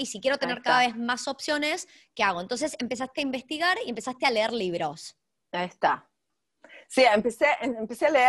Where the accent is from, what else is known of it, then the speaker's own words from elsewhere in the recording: Argentina; moved away; hace 25 años, no es que me fui ayer de la Argentina. Exactamente, ah. exactamente. Yo hablo todos los días en castellano en mi casa.